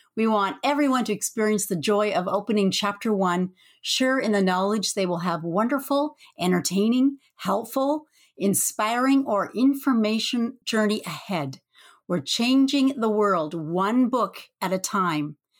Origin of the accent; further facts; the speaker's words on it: Canada; I'm from snowy Canada